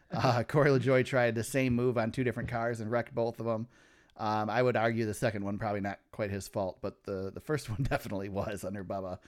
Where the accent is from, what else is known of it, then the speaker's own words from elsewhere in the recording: Michigan, United States; we're from Michigan